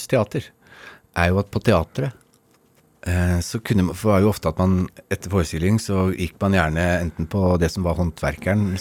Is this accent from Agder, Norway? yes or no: yes; Agder, Norway; accent: Sørlandsk; Jeg snakker jo sørlandsk når jeg er på Sørlandet.